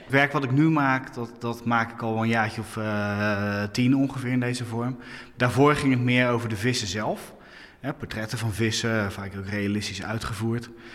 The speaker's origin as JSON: {"language": "Dutch", "area": "Hoeksche Waard", "region": "South Holland", "country": "Netherlands", "tie": "born or raised there", "said": "Ik ben eh, opgegroeid in de Hoekse Waard"}